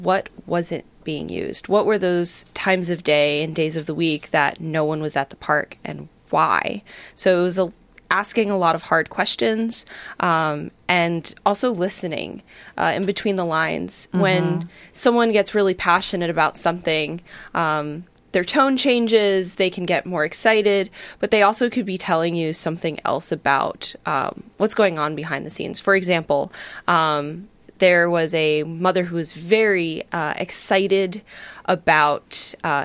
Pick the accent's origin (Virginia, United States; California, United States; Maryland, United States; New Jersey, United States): New Jersey, United States; moved away as an adult; also born or lived in Syracuse, New York; now in Astoria, United States; Growing up in New Jersey